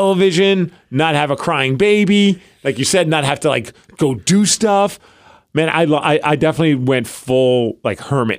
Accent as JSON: {"language": "English", "region": "New York", "country": "United States", "tie": "born or raised there", "said": "growing up in New York"}